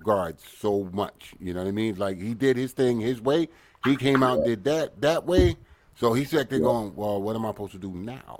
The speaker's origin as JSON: {"language": "English", "town": "New York City", "region": "New York", "country": "United States", "said": "I'm from Brooklyn, so I don't go up to Harlem too often."}